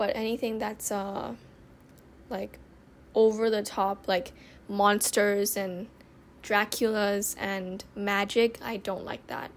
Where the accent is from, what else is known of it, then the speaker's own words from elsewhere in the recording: Thailand; also born or lived in Bangkok / Nonthaburi; I'm living in Thailand. I was born in Thailand